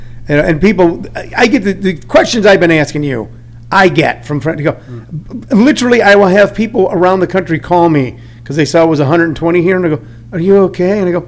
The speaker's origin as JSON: {"language": "English", "region": "Missouri", "country": "United States", "tie": "born or raised there", "moved": "as an adult", "said": "I grew up in the Midwest. I grew up in Missouri."}